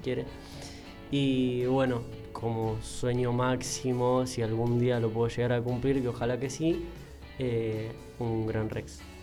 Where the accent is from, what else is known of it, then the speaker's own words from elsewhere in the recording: Banfield, Buenos Aires Province, Argentina; yo sí soy de acá de Banfield